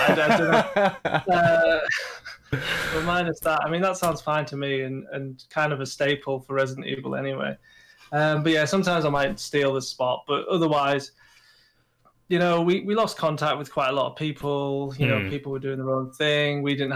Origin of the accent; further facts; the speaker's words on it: United Kingdom; we're British